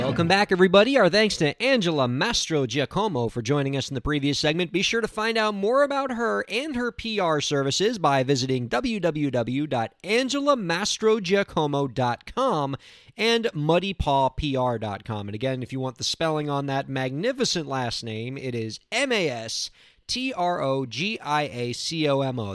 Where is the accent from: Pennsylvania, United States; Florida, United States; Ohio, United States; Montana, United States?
Florida, United States; South; born or raised there